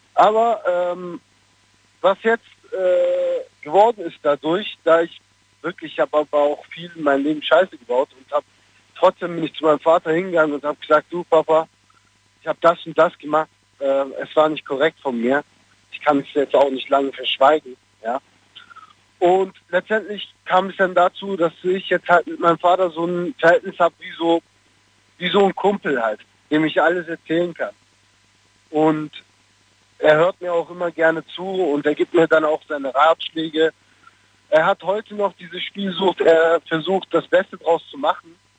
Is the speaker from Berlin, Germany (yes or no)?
no; Stuttgart, Baden-Württemberg, Germany; also born or lived in Cologne; Ich bin aus Stuttgart.